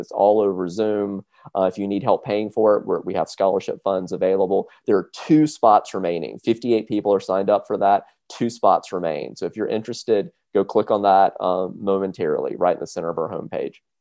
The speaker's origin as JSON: {"language": "English", "region": "South Carolina", "country": "United States", "said": "I'm from South Carolina"}